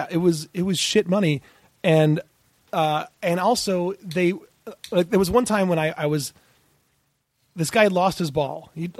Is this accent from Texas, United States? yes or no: no; Ann Arbor, Michigan, United States; I grew up in Ann Arbor, Michigan.